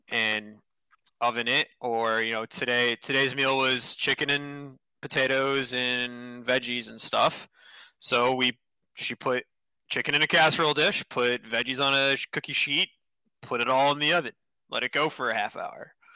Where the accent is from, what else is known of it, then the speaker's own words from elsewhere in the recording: Northeast, United States; I grew up in the Northeast